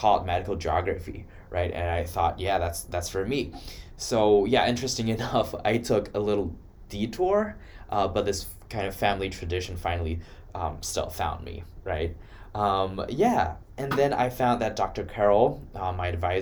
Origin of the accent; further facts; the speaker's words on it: Wuhan, Hubei, China; moved away as an adult; now in Iowa, United States; I'm from Wuhan, China